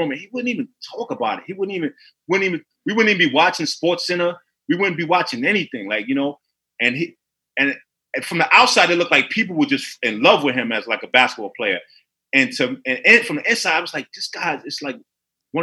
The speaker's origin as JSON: {"language": "English", "town": "New York City", "region": "New York", "country": "United States", "tie": "born or raised there", "said": "I'm from Harlem"}